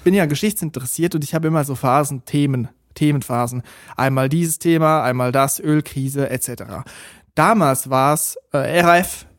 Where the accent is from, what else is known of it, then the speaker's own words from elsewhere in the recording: Switzerland; ich aus der Schweiz komme